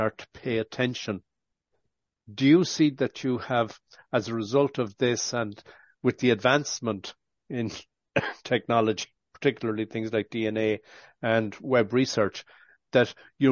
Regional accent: Ireland; I'm Irish born

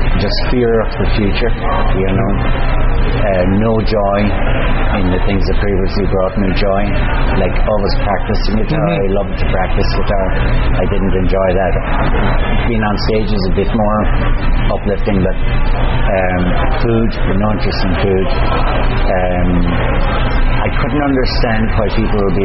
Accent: Galway, Connacht, Ireland

